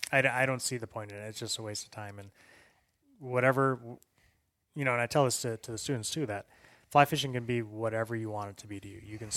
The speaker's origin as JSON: {"language": "English", "region": "Mississippi", "country": "United States", "tie": "born or raised there", "said": "Like I said, I grew up in Mississippi."}